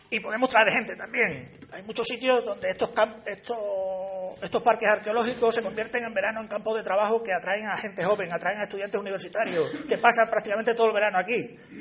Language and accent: Spanish; Alange, Extremadura, Spain; Mi pueblo es el más bonito.